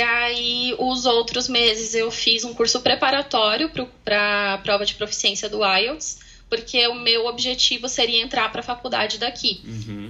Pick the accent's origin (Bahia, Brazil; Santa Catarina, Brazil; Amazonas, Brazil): Santa Catarina, Brazil; moved away as an adult; also born or lived in Sweden; now in Galway, Ireland; saí do Brasil para encontrar um brasileiro. Ah, do mesmo tá. estado, também de Santa Catarina